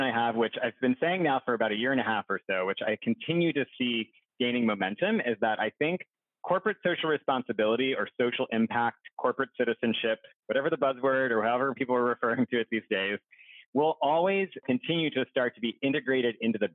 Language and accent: English; Pittsburgh, Pennsylvania, United States; I'm from Pittsburgh originally